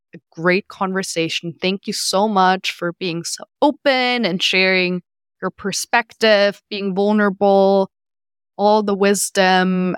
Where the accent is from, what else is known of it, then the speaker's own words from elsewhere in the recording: Germany; moved away; I'm from Germany